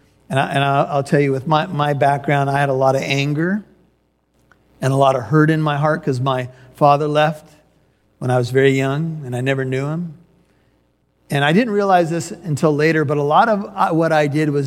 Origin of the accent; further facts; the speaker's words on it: California, United States; also born or lived in Chicago, Illinois; We relocated to California from Chicago.